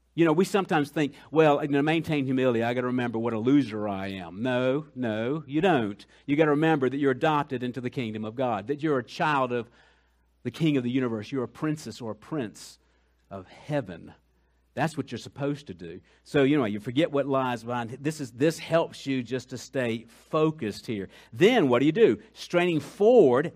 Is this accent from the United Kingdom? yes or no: no; Colombia; moved away; I'm from Colombia